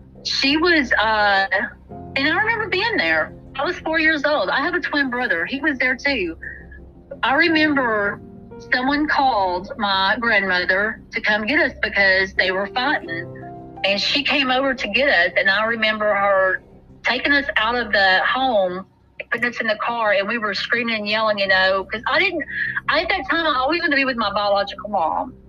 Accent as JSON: {"language": "English", "town": "Corsicana", "region": "Texas", "country": "United States", "tie": "born or raised there", "said": "I moved to my hometown with my, where my family was, you know, because here I am pregnant with twins now and I have a daughter. I was going to need some help, because I obviously, he wasn't going to do anything for me that apparently beat me. And so I moved to Corsicana"}